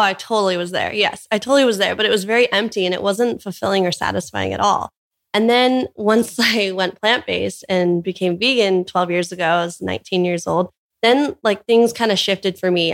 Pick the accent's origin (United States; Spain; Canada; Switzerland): United States; Orange County, California; moved away as an adult; now in Hawaii, United States; we were both born and raised in Orange County, California.